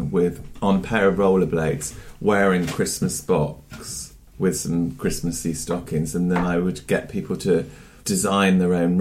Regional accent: Bristol, South West England, United Kingdom; moved away; I grew up in Bristol

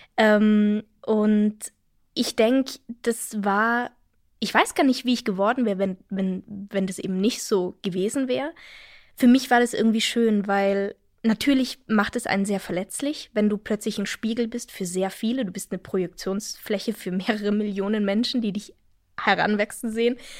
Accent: Innsbruck, Tyrol, Austria; now in Germany; Innsbruck, meine Heimatstadt, ist nicht besonders groß

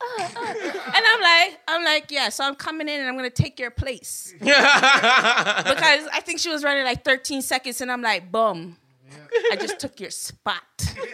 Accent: Vanier, Ontario, Canada; So growing up in Vanier, it's like you needed to get a tough skin.

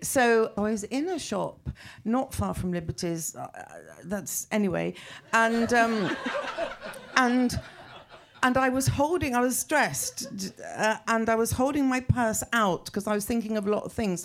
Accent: England, United Kingdom; I kind of stopped being English

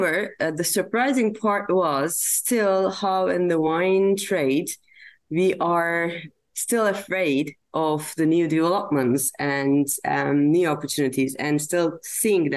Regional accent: Turkey; I am from Turkey.

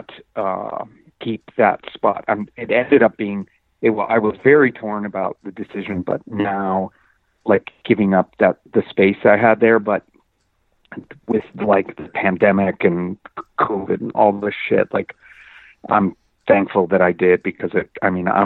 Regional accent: Bethesda, Maryland, United States; moved away as an adult; also born or lived in Boston / Washington, D.C. / Beltsville; now in Baltimore, United States; I grew up in like in Bethesda, which is like a suburb right outside of D.C.

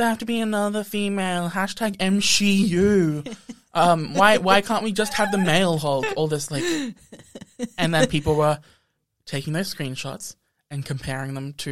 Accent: Australia; we're Australian.

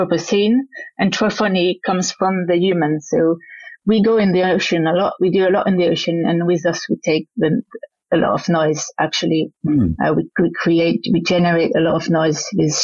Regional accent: French-speaking Switzerland, Romandy, Switzerland; accent: Frenchy; moved away; I'm from the French side of Switzerland, so it's got a Frenchy accent

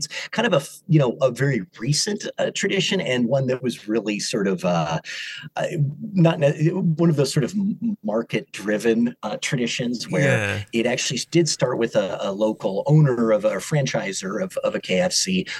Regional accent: California, United States; now in New York area, United States; Even though I'm from California originally, I'm on in the New York area now, so we get very cold winters

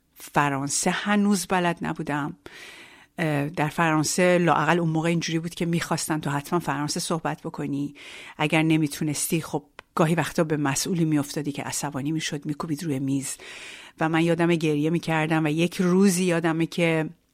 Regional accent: Iran; moved away as an adult; now in France; آنچه که در ایران داشتم

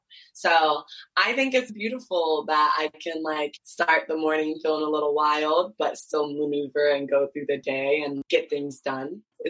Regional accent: Ghana; And my parents, like I'm Ghanaian. I was not wearing nail polish.

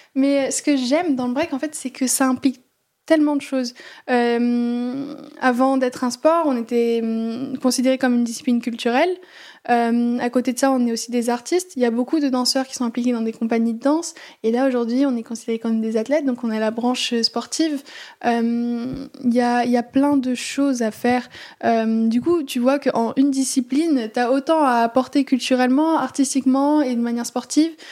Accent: Aix-en-Provence, Provence-Alpes-Côte d'Azur, France; moved away as an adult; now in Paris, France; je suis originaire d'Aix-en-Provence

